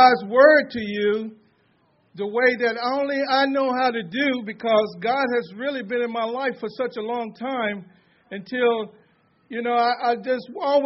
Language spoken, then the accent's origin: English; Mississippi, United States; also born or lived in Greater Long Beach; now in Los Angeles, United States; I'm from Mississippi